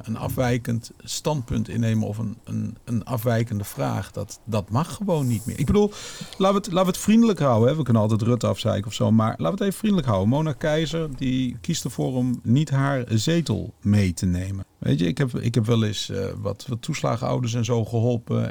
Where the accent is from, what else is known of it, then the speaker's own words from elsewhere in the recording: Netherlands; als Nederlander